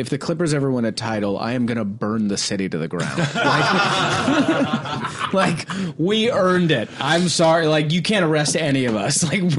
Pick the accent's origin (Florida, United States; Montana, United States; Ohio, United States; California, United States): California, United States; the Bay Area; moved away; I'm from the Bay